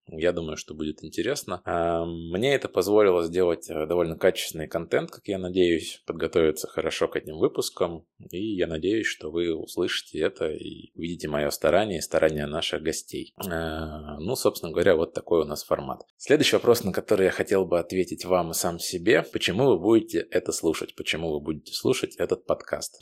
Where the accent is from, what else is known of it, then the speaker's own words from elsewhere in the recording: Moscow Oblast, Russia; moved away as an adult; now in Amsterdam, Netherlands; я родом из Подмосковья